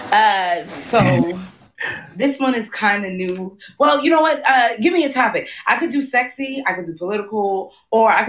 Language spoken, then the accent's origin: English; New York City, New York, United States; also born or lived in Brooklyn; I am from Queens, but I currently live in Brooklyn.